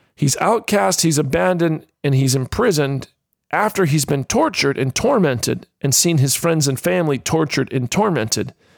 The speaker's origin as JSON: {"language": "English", "region": "Florida", "country": "United States", "tie": "born or raised there", "moved": "yes", "lives_now": "Australia", "said": "as a kid growing up in the state of Florida"}